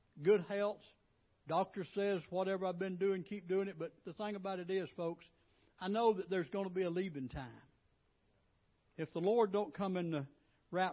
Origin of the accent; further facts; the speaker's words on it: Alabama, United States; moved away as an adult; we're originally from Alabama.